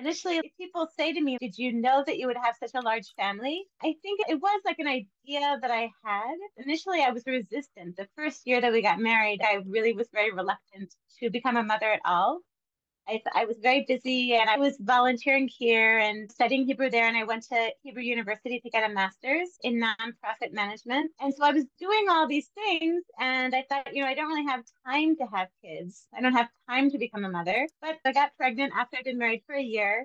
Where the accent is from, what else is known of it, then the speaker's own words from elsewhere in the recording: Baltimore, Maryland, United States; I grew up in Baltimore